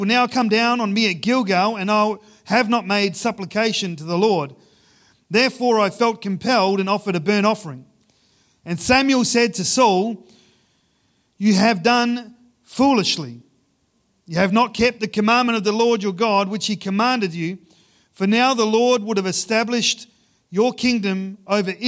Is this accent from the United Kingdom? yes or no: no; Ceduna, South Australia, Australia; I grew up in Ceduna. It's about a day's drive from Ceduna to Adelaide.